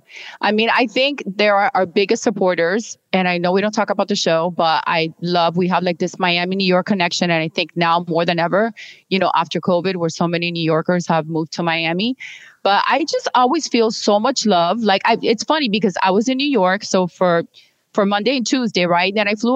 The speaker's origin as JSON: {"language": "English", "region": "England", "country": "United Kingdom", "said": "To sorry, I'm English. Even though I went to school here."}